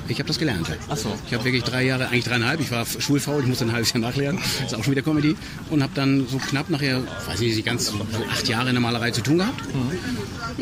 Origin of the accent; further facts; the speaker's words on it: Schleswig-Holstein, Germany; in Schleswig-Holstein im kleinen, also wir haben in Zoo gedreht, in meiner Heimatstadt